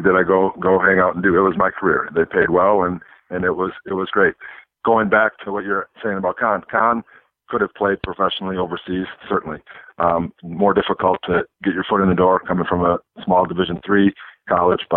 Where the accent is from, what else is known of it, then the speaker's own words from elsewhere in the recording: Minnesota, United States; moved away as an adult; I'm from Minnesota originally, and I had a bunch of people from my hometown